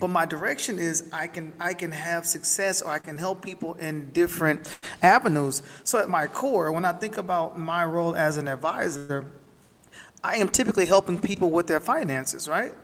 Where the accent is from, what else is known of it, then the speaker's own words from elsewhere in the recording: Camden, Arkansas, United States; moved away; I was born and raised in Camden, Arkansas, down in the country